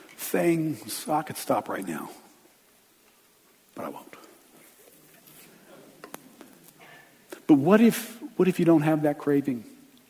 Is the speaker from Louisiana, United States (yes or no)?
yes; River Ridge, Louisiana, United States; I grew up in River Ridge